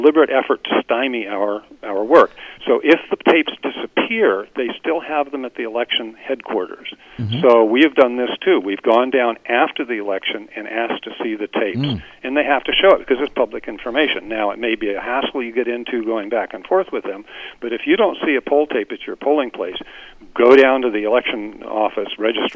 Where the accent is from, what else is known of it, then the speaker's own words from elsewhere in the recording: United States; I'm an American, and as an American